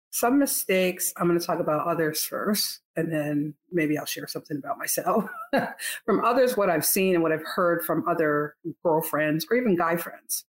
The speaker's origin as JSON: {"language": "English", "region": "Northeast", "country": "United States", "moved": "yes", "lives_now": "Texas, United States", "said": "I'm from the Northeast"}